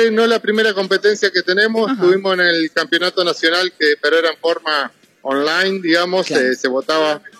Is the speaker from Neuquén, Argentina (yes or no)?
no; San Antonio de Areco, Buenos Aires Province, Argentina; Somos de San Antonio de Areco, provincia de Buenos Aires, más o menos estamos a ciento, 13 kilómetros de la capital federal, somos cuna de la tradición